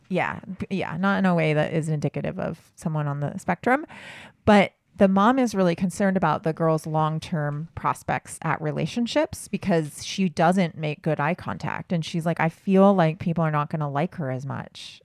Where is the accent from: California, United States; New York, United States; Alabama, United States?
California, United States; Southern; I grew up in Southern California